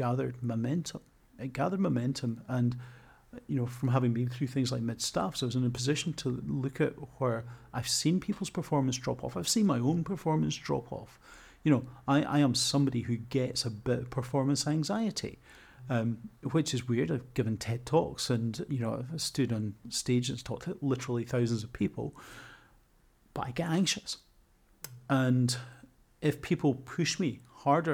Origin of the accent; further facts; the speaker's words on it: Scotland, United Kingdom; now in Coventry, United Kingdom; I'm a squat, beardy, Scottish middle-aged man. My accent to some people sounds like I want to stab them